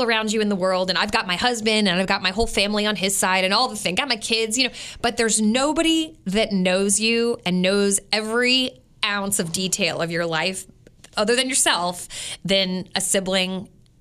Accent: Westminster, Maryland, United States; moved away; I grew up in Westminster, Maryland

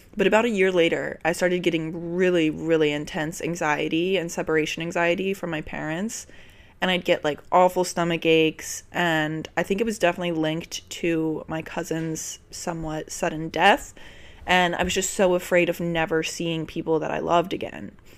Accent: Richmond, Virginia, United States; born or raised there; moved away as an adult; now in New York, United States

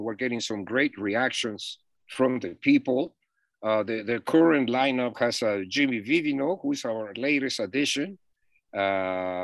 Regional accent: Mexico City, Mexico; moved away as an adult; now in United States; I'm from Mexico City.

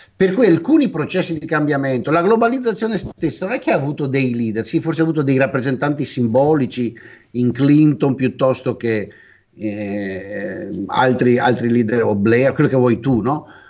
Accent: Venice, Veneto, Italy; io sono cresciuto intellettualmente a Venezia

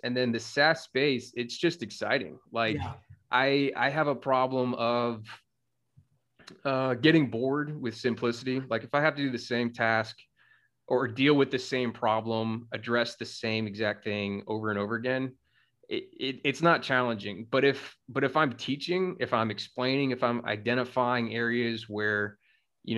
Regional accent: South Carolina, United States; moved away as an adult; also born or lived in Colorado / Wyoming; I'm from South Carolina

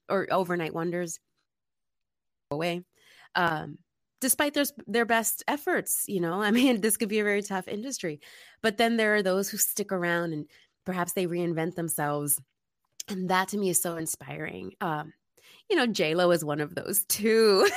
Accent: New York City, New York, United States; now in Los Angeles, United States; I'm originally from the Bronx, New York, which is typically known as being this tough place

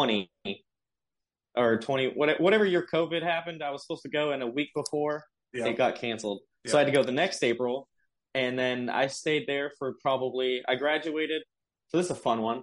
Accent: Long Beach, California, United States; I was born in Long Beach. I'm originally from California

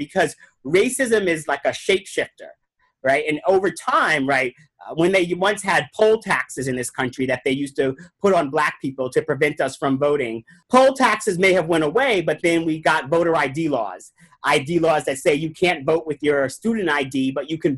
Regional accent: New York, United States; I grew up in New York

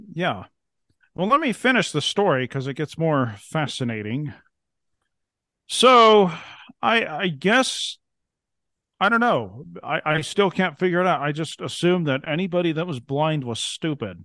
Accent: Ontario, Oregon, United States; now in Montana, United States; I grew up in Eastern Oregon, actually

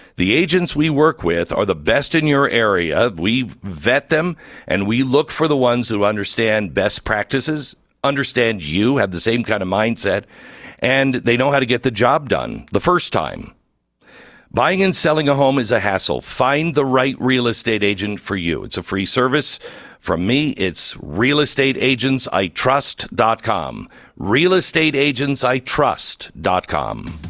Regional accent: near the Peace Arch, Washington, United States; I grew up near the Peace Arch.

